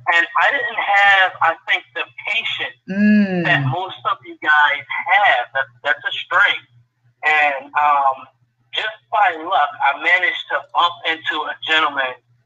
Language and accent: English; Philadelphia, Pennsylvania, United States; I'm born and raised in North Philadelphia, went off into the Marine Corps for many years